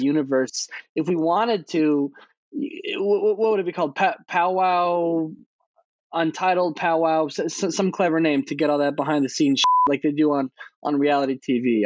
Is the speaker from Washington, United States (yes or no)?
no; Arizona, United States; we're from Arizona